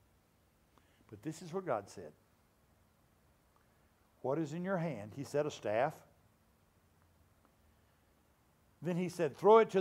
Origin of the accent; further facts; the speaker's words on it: Louisiana, United States; I grew up in Louisiana.